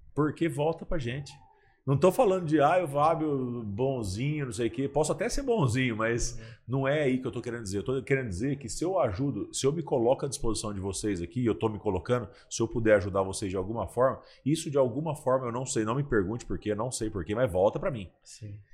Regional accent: Ribeirão Preto, São Paulo, Brazil; now in Catanduva, Brazil; eu nasci em São Paulo, mas com dois anos de idade, assim, minha, meus pais foram para Ribeirão Preto para me criar lá numa cidade interior

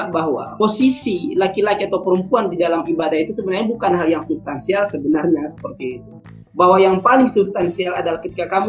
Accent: Sumatra, Indonesia; born there; saya terlahir sebagai suku Batak saya terlahir di Sumatera

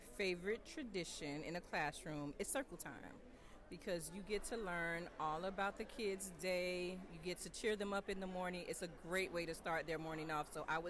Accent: Orlando, Florida, United States; I'm from Orlando, Florida.

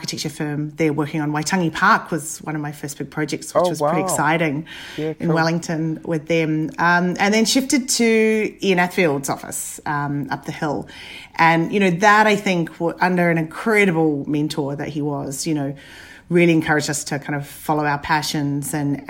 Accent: Papua New Guinea; also born or lived in Dunedin, New Zealand; born and brought up in Papua New Guinea and then Dunedin in New Zealand. I finished school and ended up kind of wavering between engineering and architecture.

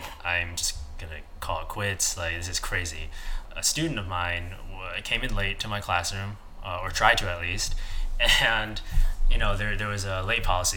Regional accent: Midwest, United States; I'm from the Midwest

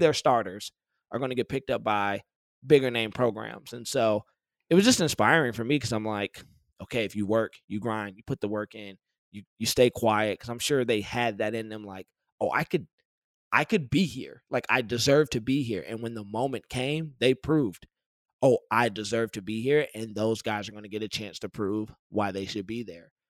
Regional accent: Detroit, Michigan, United States; I grew up in Detroit.

